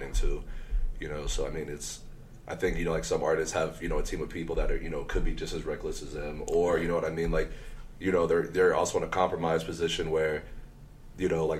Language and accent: English; Denver, Colorado, United States; moved away as an adult; now in Los Angeles, United States; I grew up here in Denver, Colorado. Moved out